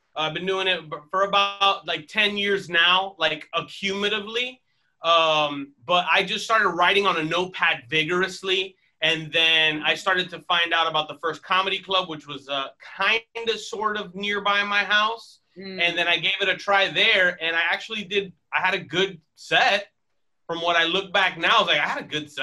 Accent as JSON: {"language": "English", "town": "Miami", "region": "Florida", "country": "United States", "moved": "yes", "said": "I am originally from Miami, Florida"}